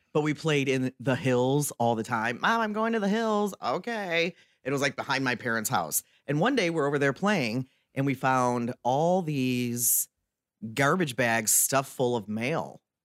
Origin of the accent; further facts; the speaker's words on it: Detroit, Michigan, United States; also born or lived in Waterford, Michigan; growing up in the Detroit area